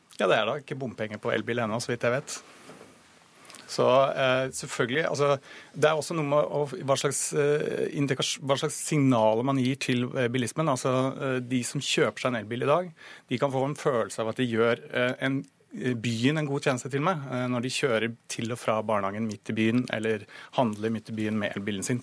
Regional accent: Norway; vi er nordmenn

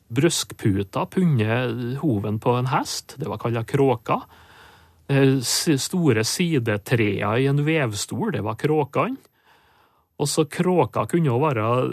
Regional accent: Sunndal, Møre og Romsdal, Norway; accent: Sunndal dialect (inner Nordmøre); first language Norwegian (Sunndal dialect); morsmålet mitt, da. Hm. Sunndal på Nordmøre

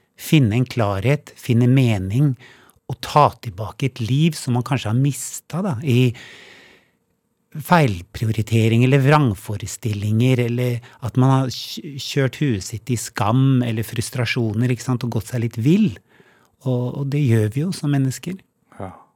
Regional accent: Oslo, Norway; moved away as an adult; also born or lived in Hemsedal / Valdres; now in Hemsedal and Valdres, Norway; jeg er jo født og oppvokst i Oslo, men bodde så 20 år i utlandet

